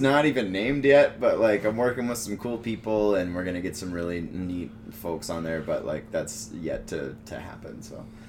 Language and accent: English; Missouri, United States; moved away as an adult; also born or lived in Denver / Fort Collins; I grew up in Missouri